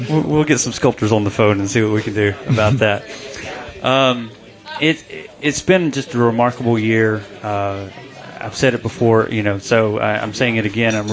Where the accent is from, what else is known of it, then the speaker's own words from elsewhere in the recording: North Carolina, United States; I'm born and raised in North Carolina, so wrestling is not really in my blood.